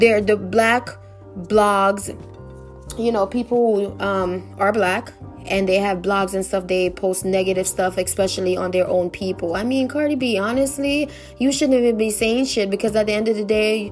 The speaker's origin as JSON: {"language": "English", "region": "New York", "country": "United States", "said": "I'm from New York too."}